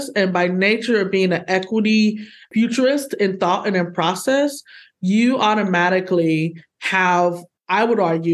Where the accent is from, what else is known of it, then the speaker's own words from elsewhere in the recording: Midwest, United States; I'm a Midwesterner just like you. I'm still here